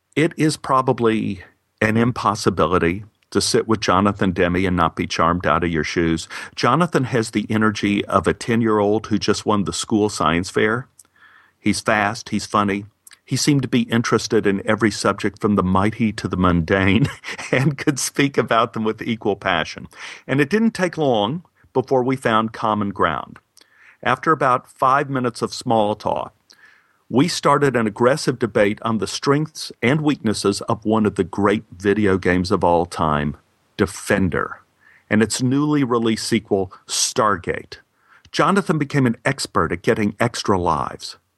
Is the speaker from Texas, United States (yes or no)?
yes; Texas, United States; Being a Texan